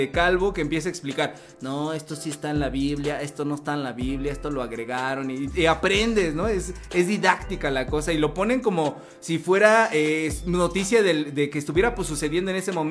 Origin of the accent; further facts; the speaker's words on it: Chimalhuacán, State of Mexico, Mexico; las que pasaban en mi pueblo, en mi Chimalhuacán querido, en cada colonia, en cada parroquia